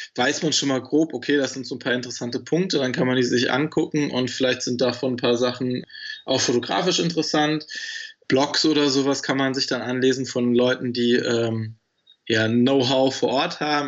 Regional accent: Germany; in meinen Homegrounds, in meiner Heimat hier im Harz

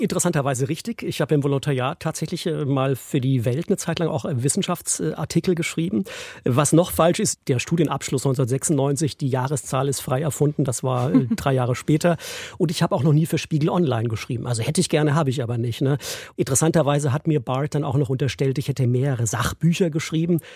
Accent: Esslingen, Baden-Württemberg, Germany; also born or lived in Stuttgart / Freiburg / Brighton; ich bin in Esslingen geboren, bei Stuttgart

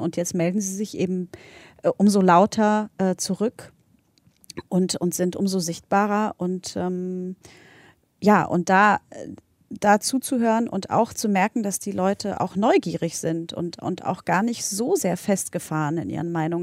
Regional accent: Berlin, Germany; also born or lived in Poland; ich bin ja in, in Polen geboren, in Berlin aufgewachsen, in West-Berlin

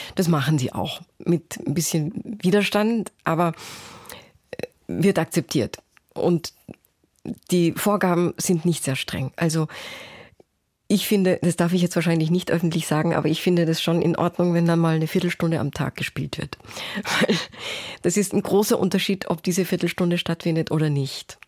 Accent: Salzburg, Austria; moved away as an adult; also born or lived in Osaka, Japan / Basel, Switzerland / Berlin, Germany / London, United Kingdom; now in Cologne, Germany; bin ich in Salzburg zur Schule gegangen und habe die Sprache fehlerfrei gesprochen

